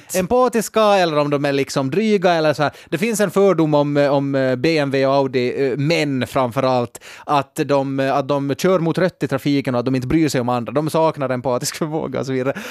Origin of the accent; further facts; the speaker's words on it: Nykarleby, Ostrobothnia, Finland; jag kommer från Nykabi, jag är en enkel man